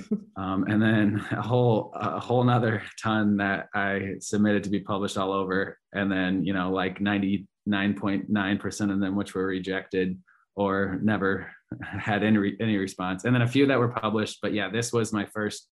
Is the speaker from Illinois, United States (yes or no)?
no; Carroll, Iowa, United States; I'm from Carroll, Iowa, Western Iowa.